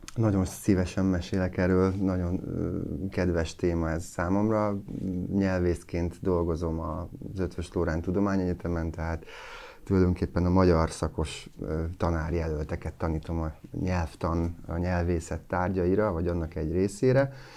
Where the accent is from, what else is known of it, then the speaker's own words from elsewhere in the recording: Kalocsa, Bács-Kiskun, Hungary; also born or lived in Kecskemét; én Kalocsán születtem, és sokat Kecskeméten